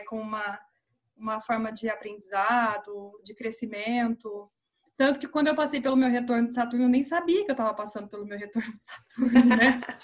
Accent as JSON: {"language": "Portuguese", "region": "Minas Gerais", "country": "Brazil", "also_born_or_lived": "Campinas", "moved": "as an adult", "lives_now": "São Paulo, Brazil", "said": "Eu sou de Minas, estudei em Campinas e eu vim para cá"}